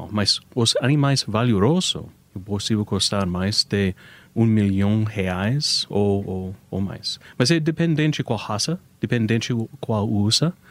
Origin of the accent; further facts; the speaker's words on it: United States; Portuguese is a second language; é, eu sou americano, então algumas vezes é difícil para entender as frases, mas originalmente os Estados Unidos.